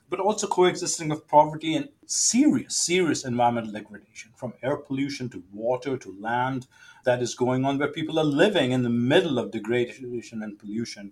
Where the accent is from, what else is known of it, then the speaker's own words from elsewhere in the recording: Delhi, India; moved away; I grew up in Delhi, and now I look back, maybe lower middle class neighborhood